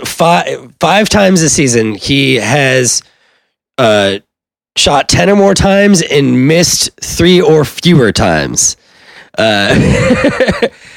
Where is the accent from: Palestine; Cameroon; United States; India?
United States; Cincinnati, Ohio; we're both from Cincinnati